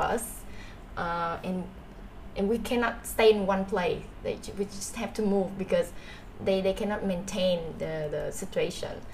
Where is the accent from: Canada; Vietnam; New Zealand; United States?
Vietnam; Ho Chi Minh City; I I am a Saigonese like 100%. I was born and was raised here in Saigon